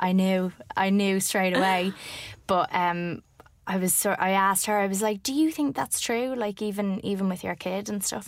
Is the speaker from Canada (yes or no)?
no; Ireland; as an Irish woman